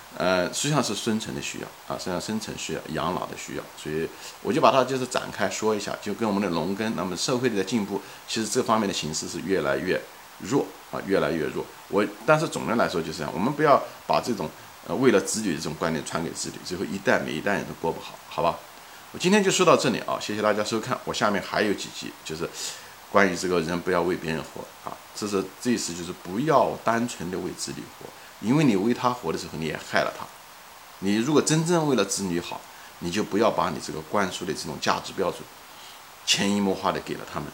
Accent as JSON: {"language": "Chinese", "country": "China", "said": "作为一个中国人来讲"}